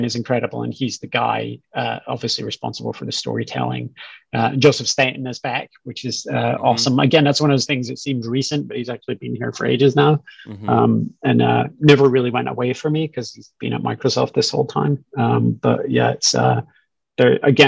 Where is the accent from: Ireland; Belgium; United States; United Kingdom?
United Kingdom; Scotland; moved away as an adult; I grew up in Scotland, went to school there as well, spent the first part of my career there